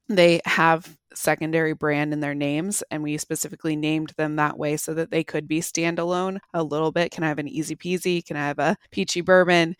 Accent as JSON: {"language": "English", "region": "Pacific Northwest", "country": "United States", "tie": "born or raised there", "also_born_or_lived": "Bozeman, Montana / Salt Lake City, Utah / Park City, Utah", "moved": "as an adult", "said": "I grew up in the Pacific Northwest, moved away to Montana for college"}